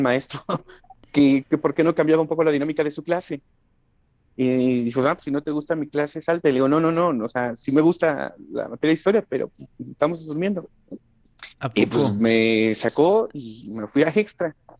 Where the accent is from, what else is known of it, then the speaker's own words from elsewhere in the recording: State of Mexico, Mexico; also born or lived in Guanajuato; vivimos un corto tiempo en la ciudad, muy corto tiempo, y nos venimos al Estado de México